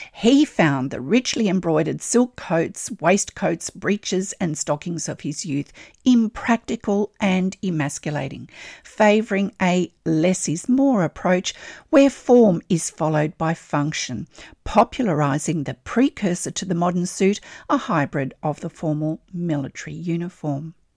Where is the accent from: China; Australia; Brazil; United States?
Australia